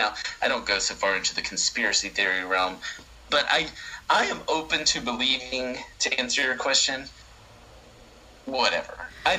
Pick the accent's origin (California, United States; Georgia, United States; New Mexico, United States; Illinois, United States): Georgia, United States; southwest; I ended up living back in my hometown in a small rural town in southwest Georgia.